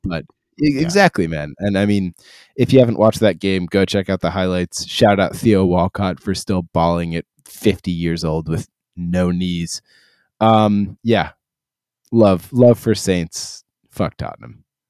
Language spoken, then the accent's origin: English; Ireland; I am Irish